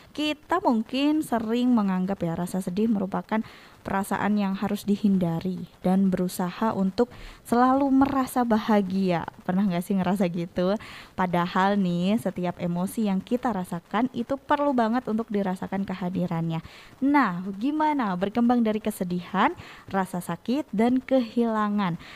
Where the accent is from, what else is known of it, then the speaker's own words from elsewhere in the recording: Bogor, West Java, Indonesia; born there; Di Bogor, kota kelahiran saya ternyata banyak banget sekarang e, banjirnya